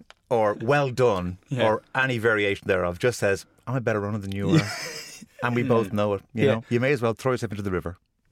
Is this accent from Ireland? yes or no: yes; Ireland; I'm Irish.